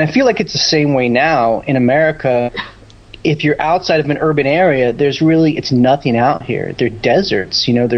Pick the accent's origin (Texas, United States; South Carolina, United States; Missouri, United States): Texas, United States; Houston; born there; I was born in, you know, Houston, Texas, and moved all around